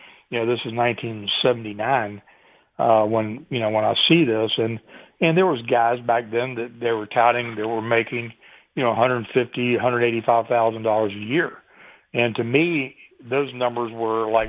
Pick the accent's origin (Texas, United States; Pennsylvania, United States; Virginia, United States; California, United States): Virginia, United States; Chesapeake; moved away as an adult; also born or lived in Pacific Northwest; I left Chesapeake in Virginia Beach, where I'd been my entire life, and moved all the way across the United States to start my career on the West Coast.